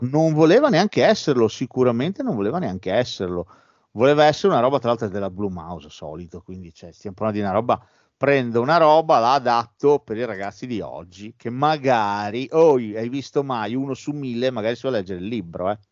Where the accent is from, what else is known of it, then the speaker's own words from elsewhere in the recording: Bologna, Emilia-Romagna, Italy; siamo pure di Bologna